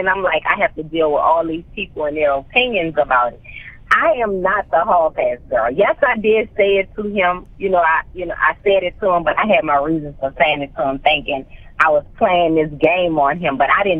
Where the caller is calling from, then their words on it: Atlanta, Georgia, United States; I'm calling in from Atlanta, Georgia today. I'm home.